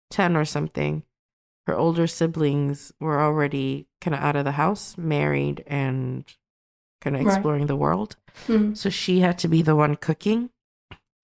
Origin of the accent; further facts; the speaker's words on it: Sweden; I grew up in Sweden